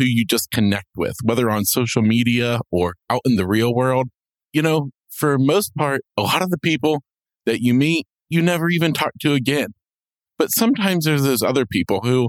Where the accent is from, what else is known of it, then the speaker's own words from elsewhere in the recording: Florida, United States; I'm from Florida